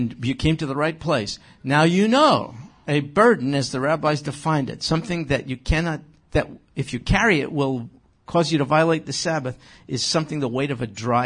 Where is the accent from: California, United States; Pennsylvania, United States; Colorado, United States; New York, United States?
New York, United States; I grew up in New York. It gets cold there